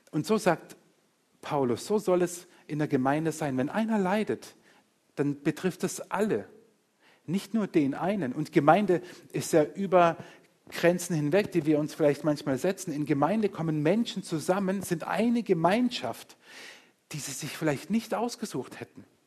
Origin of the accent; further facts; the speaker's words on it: Murg, Baden-Württemberg, Germany; also born or lived in Engen; Ich bin nicht weit von hier aufgewachsen. Meine ersten eineinhalb Jahre Lebens, Lebensjahre habe ich in, in, in, Engen verbracht und bis ich knapp neun war, war ich in Murg